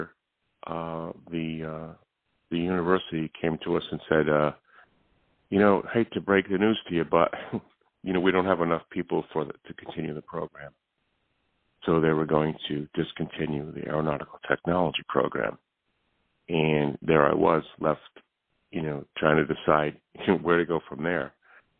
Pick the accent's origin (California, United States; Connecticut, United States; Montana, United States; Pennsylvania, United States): Connecticut, United States; New Haven; now in East Hampton, United States; I was born in New Haven, Connecticut, and I was raised in New Haven